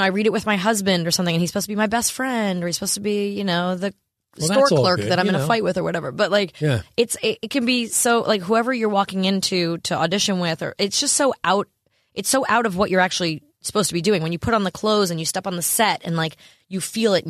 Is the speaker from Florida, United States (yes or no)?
no; Sayville, New York, United States; I'm from Sayville, Long Island